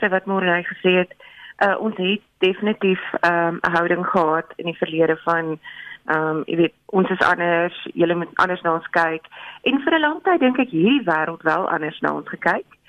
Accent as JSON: {"language": "Afrikaans", "country": "South Africa", "said": "ons is Suid-Afrikaners"}